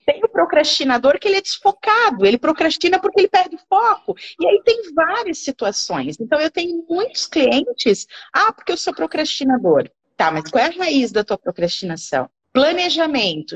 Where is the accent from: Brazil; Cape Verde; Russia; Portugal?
Brazil; Gaspar, Santa Catarina; eu sou de Gaspar, Gaspar, né? Tem que puxar o X para falar.